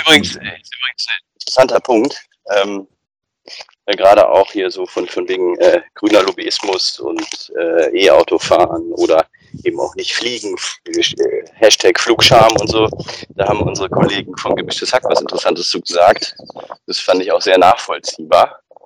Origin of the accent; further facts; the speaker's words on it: Bochum, North Rhine-Westphalia, Germany; meine Heimatstadt Bochum